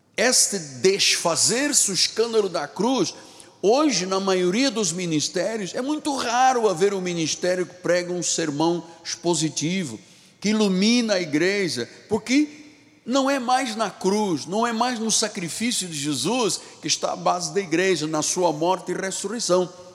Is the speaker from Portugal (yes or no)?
no; Luanda, Luanda Province, Angola; moved away; Eu não nasci aqui, vocês sabem, eu nasci em África, em Angola, em Luanda